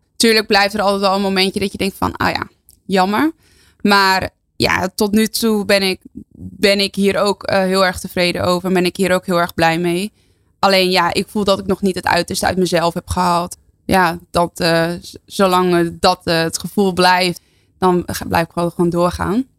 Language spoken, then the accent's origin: Dutch; near Heerenveen, Friesland, Netherlands; mijn hele familie woont daar en kom er ook vandaan. Dus geen import, maar ja, gewoon puur Fries.